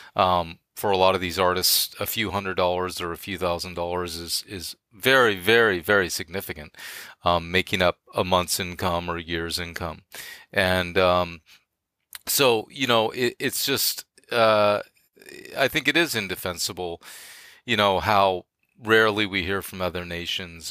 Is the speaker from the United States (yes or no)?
yes; Bay Area, California, United States; moved away as an adult; I'm from the Bay Area